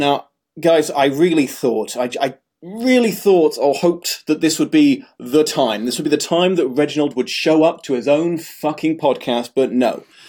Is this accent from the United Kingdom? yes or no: yes; United Kingdom; I am also British